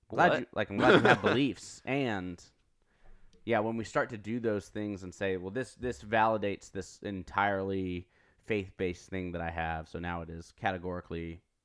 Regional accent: the South, United States; growing up in the South and in church relatively for a long time

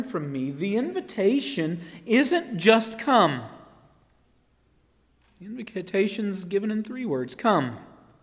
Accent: Marshville, North Carolina, United States; I grew up in Marshville, North Carolina.

